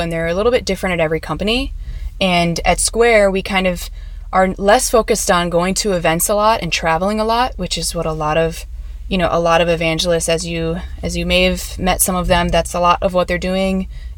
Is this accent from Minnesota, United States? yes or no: yes; Minneapolis, Minnesota, United States; moved away; also born or lived in Chicago / San Diego; I'm from Minneapolis.